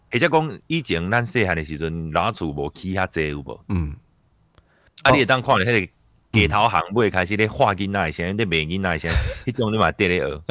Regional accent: Taipei, Taiwan; 因为我台北人，嗯我对北投那边就非常的了解，细汉的时阵去北投那边

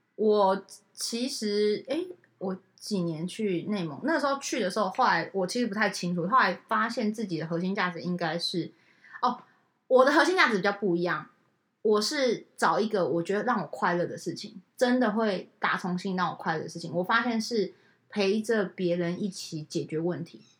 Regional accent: Taiwan; 我们台湾人

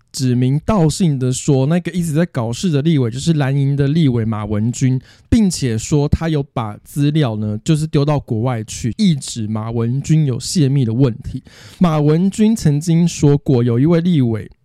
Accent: Taipei, Taiwan; 我从小就在台北市，我阿公，我阿公的阿公，从小我们一家八代就是台北市长大的

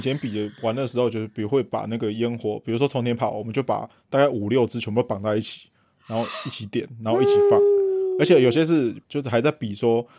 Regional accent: Taiwan; 我们就是台湾人的家庭传统，不就这样子吗？

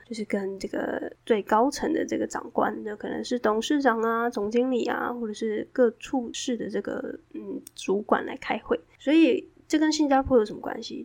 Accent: southern Taiwan, Taiwan; moved away; also born or lived in Taipei; 因为我是南部人嘛，在台湾的南部

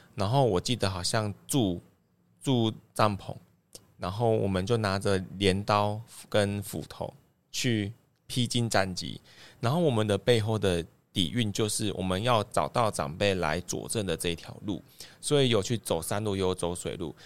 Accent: Zuozhen, Tainan, Taiwan; 我们乡下要，要找一间Seven都很不方便

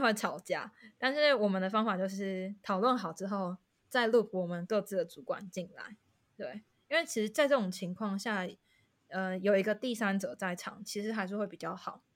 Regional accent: Taiwan; moved away as an adult; also born or lived in Netherlands / Singapore; now in London, United Kingdom; 身为台湾人

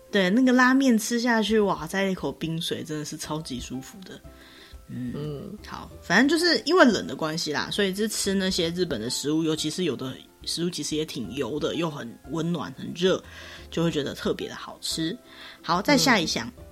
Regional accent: Taiwan; 我们台湾人

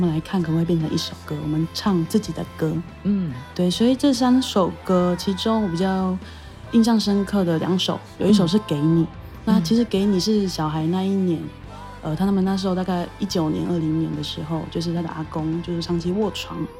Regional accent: Taitung County, Taiwan; 我是台东人。

